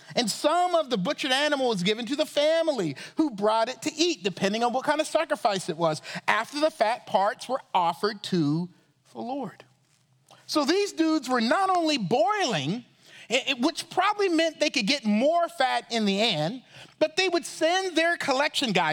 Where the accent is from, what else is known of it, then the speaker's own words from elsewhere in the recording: Charleston, South Carolina, United States; I grew up in Charleston, South Carolina